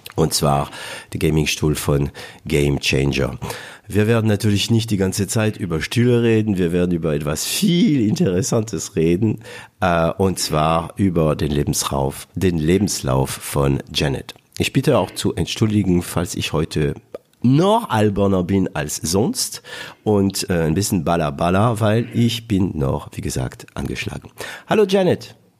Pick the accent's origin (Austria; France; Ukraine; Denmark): France; German is a second language; also born or lived in Southern Germany; now in Germany